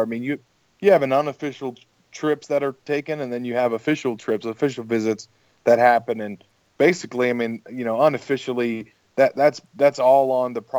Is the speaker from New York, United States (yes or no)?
no; Gainesville, Florida, United States; growing up in Gainesville